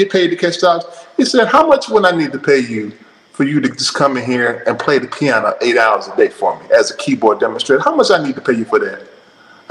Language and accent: English; Florida, United States; also born or lived in Alabama; now in Murfreesboro, United States; So I moved back to Tallahassee, Florida. I was born in Florida